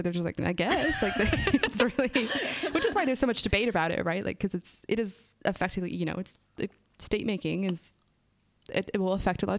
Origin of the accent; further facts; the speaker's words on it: the West, United States; I grew up on the West Coast, or like not the West Coast, but the West.